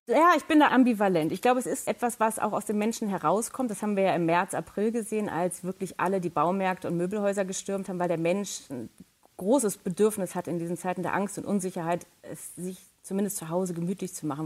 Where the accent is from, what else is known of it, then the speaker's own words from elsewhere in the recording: Germany; als Deutsche